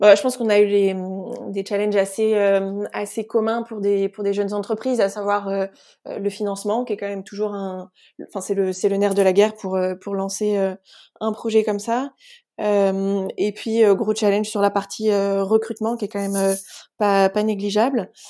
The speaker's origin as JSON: {"language": "French", "area": "Sologne", "region": "Centre-Val de Loire", "country": "France", "tie": "born or raised there", "said": "je suis originaire de, Sologne, donc dans, la région centre"}